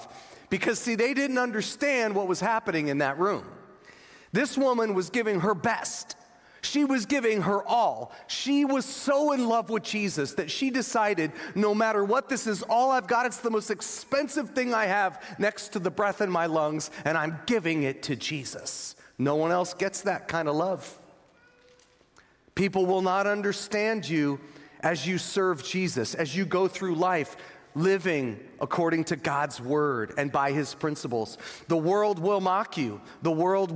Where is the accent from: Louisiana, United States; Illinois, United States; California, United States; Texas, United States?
California, United States; Northern; I'm from Northern California